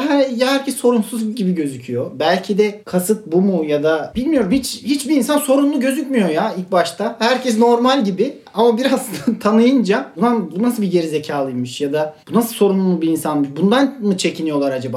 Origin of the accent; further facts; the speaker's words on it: Akçadağ, Malatya, Turkey; Malatyalıyım ben, Akçadağlıyım